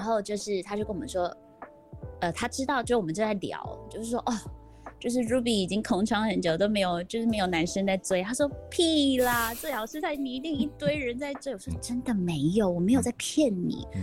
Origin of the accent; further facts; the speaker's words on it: Vancouver, British Columbia, Canada; now in Taiwan; 我在那边长大